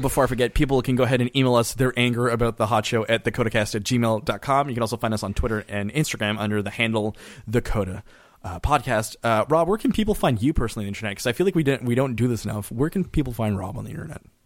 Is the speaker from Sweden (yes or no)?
no; Canada; as a Canadian